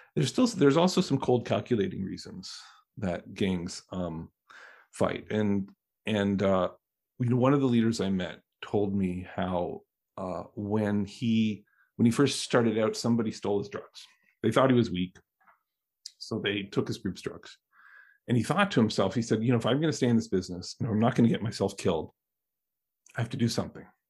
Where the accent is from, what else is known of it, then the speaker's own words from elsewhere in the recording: Canada; now in United States; I'm Canadian. I grew up Canadian